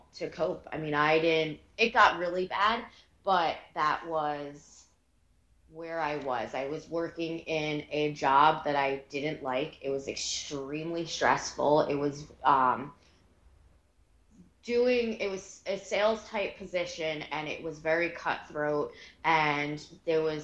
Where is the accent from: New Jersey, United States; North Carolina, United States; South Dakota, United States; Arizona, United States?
New Jersey, United States; Morristown; I grew up in North Jersey, born and raised here